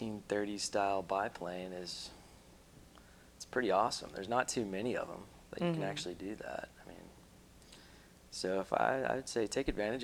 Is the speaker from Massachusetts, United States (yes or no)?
no; Tennessee, United States; also born or lived in Florida; now in Saipan, Northern Mariana Islands; I'm from Tennessee.